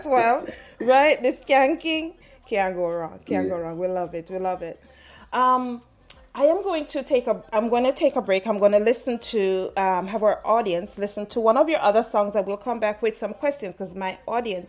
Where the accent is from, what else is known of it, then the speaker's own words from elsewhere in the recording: Saint Mary Parish, Jamaica; I am from St. Mary. Mm-hmm. I was born in St. Mary